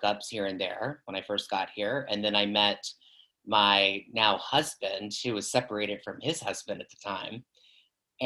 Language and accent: English; Southeast Virginia, United States; moved away as an adult; I'm from Southeast Virginia